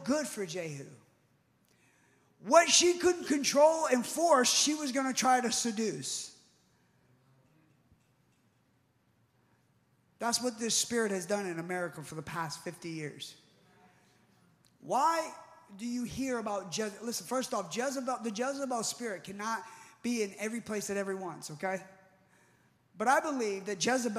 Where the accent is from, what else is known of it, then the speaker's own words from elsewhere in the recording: United States; I was born in the United States